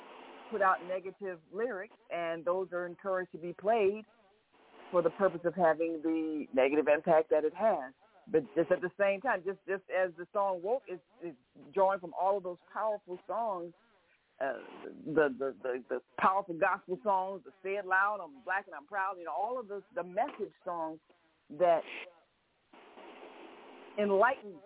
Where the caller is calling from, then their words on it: Chicago, Illinois, United States; calling from Chicago